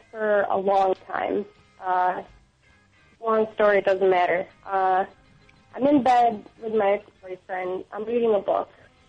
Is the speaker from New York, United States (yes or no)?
yes; Syracuse, New York, United States; moved away as an adult; now in Buffalo, United States; I'm from Syracuse, New York.